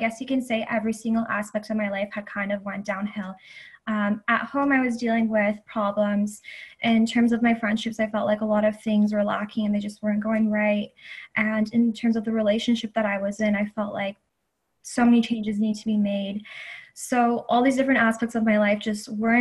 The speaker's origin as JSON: {"language": "English", "town": "Toronto", "region": "Ontario", "country": "Canada", "tie": "born or raised there", "lives_now": "Guelph, Canada", "said": "I grew up in the Greater Toronto Area, and that is my hometown. However, I go to school in a city called Guelph"}